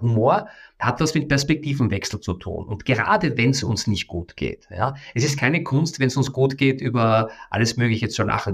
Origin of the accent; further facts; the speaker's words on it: Vienna, Austria; ich komme aus Wien, das ist meine Heimatstadt